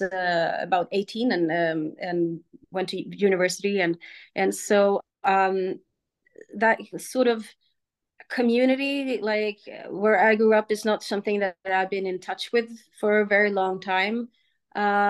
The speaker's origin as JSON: {"language": "English", "country": "Sweden", "tie": "born or raised there", "also_born_or_lived": "Germany / United States", "moved": "as an adult", "said": "I'm from Sweden"}